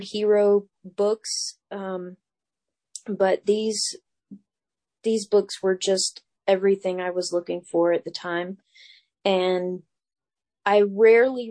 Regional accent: North Carolina, United States; North Carolina, my home state

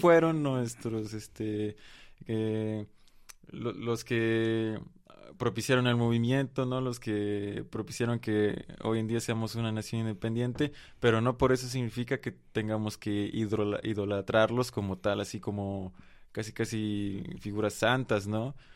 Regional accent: Mexico

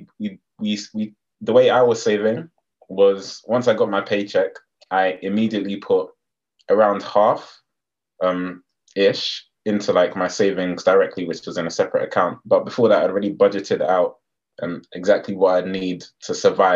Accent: London, United Kingdom; I'm from London.

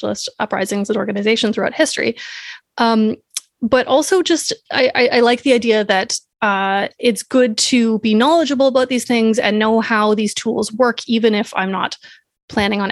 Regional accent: Canada; I'm Canadian

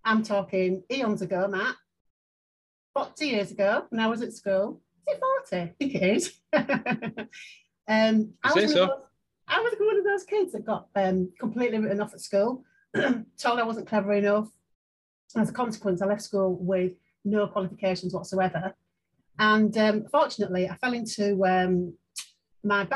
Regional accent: Leeds, Yorkshire and the Humber, United Kingdom; I'm from Chapeltown in Leeds. And I've left school with nothing

